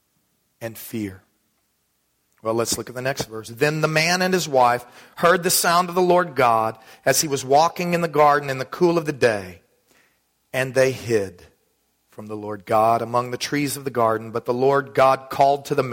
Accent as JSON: {"language": "English", "town": "Dallas", "region": "Texas", "country": "United States", "tie": "born or raised there", "said": "When I was a kid growing up in Texas"}